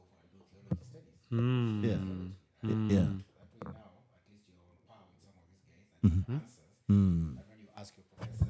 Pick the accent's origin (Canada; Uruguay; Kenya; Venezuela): Kenya; moved away; also born or lived in Boston, United States; as a Kenyan resident in Boston